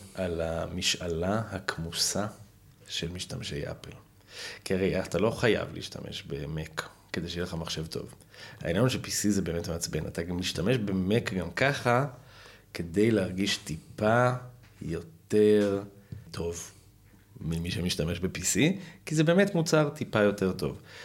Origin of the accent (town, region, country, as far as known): Haifa, Haifa District, Israel